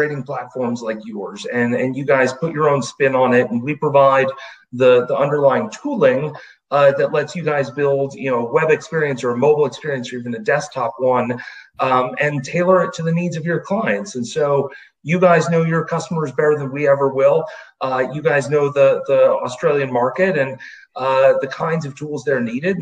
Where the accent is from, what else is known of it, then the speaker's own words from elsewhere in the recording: Virginia, United States; also born or lived in Chicago; I grew up in Virginia, which for those that might not know, if you know where Washington, D.C. is, we're just to the south